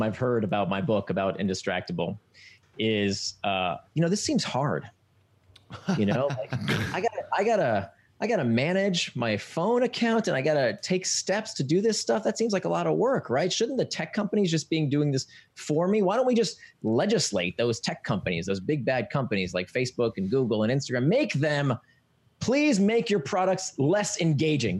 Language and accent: English; Florida, United States; I grew up in Florida, so we were always at the swimming pool